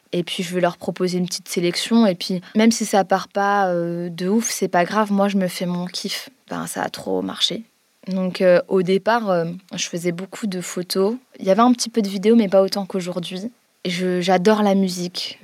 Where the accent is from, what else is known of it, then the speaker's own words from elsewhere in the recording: Guénange, Grand Est, France; on a grandi euh, dans une petite ville qui s'appelle Guénange, en Lorraine